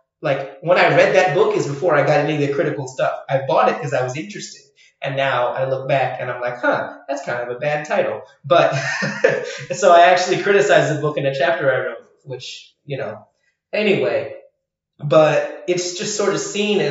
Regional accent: Ireland; also born or lived in France / Asia; as an Irish person

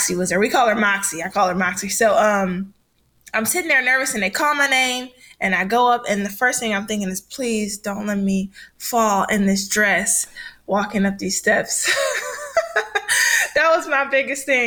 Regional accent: Detroit, Michigan, United States; moved away as an adult; I'm from Michigan, Detroit, Michigan. So that's where the high school is

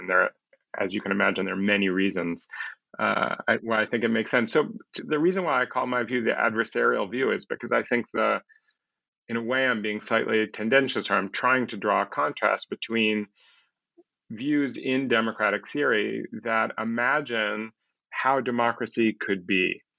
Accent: Chicago, Illinois, United States; people like the people I grew up with in Chicago

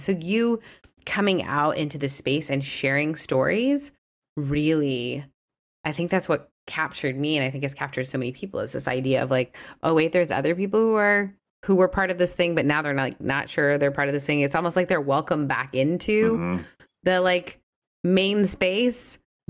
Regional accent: Canada; I couldn't talk about my faith in a lot of public spaces growing up in Canada

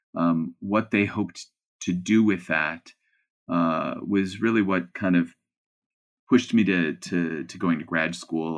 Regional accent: Cleveland, Ohio, United States; moved away as an adult; I'm a kid from Cleveland

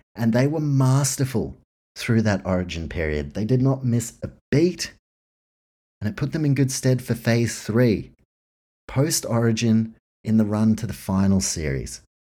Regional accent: New Zealand; growing up in New Zealand

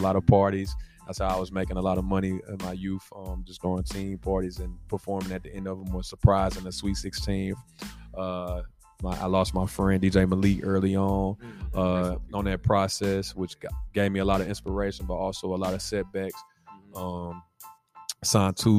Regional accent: Nashville, Tennessee, United States; I'm from Nashville, Tennessee

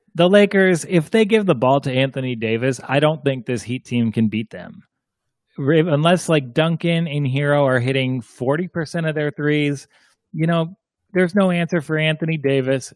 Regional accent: Ireland; I'm, I'm Irish

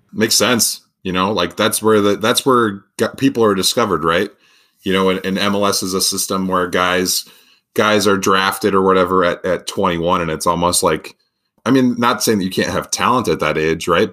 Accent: Farmington, Minnesota, United States; growing up or going to high school in Farmington, Minnesota

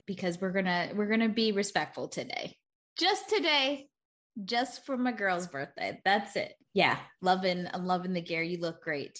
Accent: New York, United States; I'm from New York

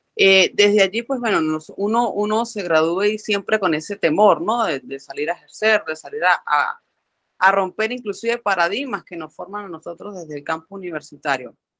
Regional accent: Venezuela; a nosotros los venezolanos tanto nos cuestan, por lo menos a los que seguimos aquí en el país.

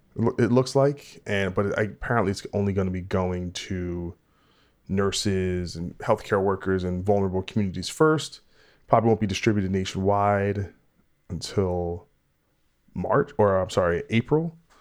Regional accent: New Brunswick, New Jersey, United States; I grew up in New Brunswick until I was like fifteen, sixteen, but then I lived in East Brunswick.

